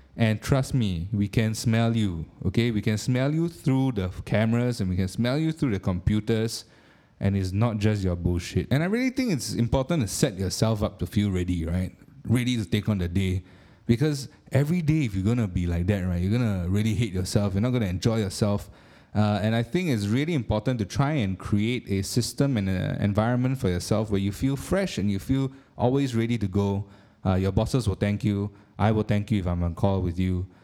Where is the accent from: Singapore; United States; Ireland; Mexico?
Singapore; being a Singaporean